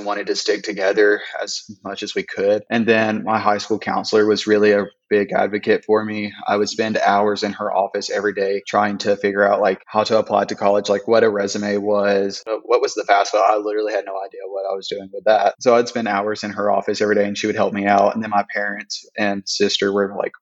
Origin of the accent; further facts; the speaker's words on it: Fayette, Alabama, United States; I am from Fayette, Alabama, which is a small town outside of Tuscaloosa, Alabama